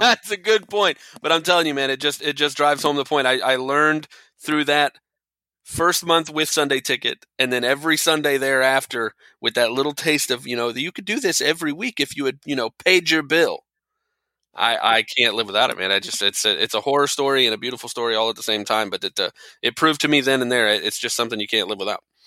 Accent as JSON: {"language": "English", "town": "Tampa", "region": "Florida", "country": "United States", "tie": "born or raised there", "also_born_or_lived": "Kentucky", "moved": "as an adult", "said": "I grew up and lived in the Tampa area my whole life"}